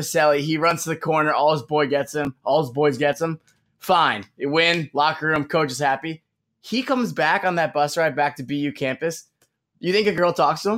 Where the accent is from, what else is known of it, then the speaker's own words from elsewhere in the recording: New York, United States; I'm a New Yorker